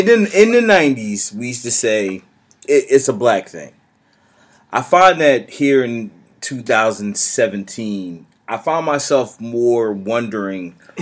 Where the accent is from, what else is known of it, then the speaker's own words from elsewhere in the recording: United States; as an American